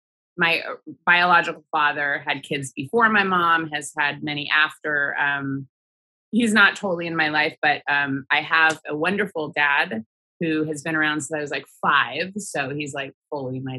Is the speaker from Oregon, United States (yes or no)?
yes; Sheridan, Oregon, United States; I grew up in Oregon in a small town called Sheridan outside of Portland